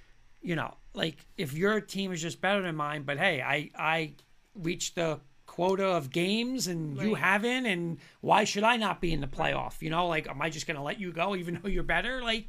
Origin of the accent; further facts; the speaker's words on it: Hasbrouck Heights, New Jersey, United States; But Hasbrook Heights, all right? I grew up in Heights.